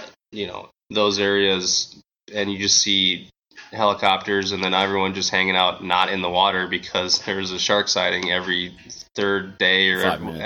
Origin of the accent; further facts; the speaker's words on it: Minnesota, United States; also born or lived in Australia; growing up in Minnesota is the weather affects the fishing here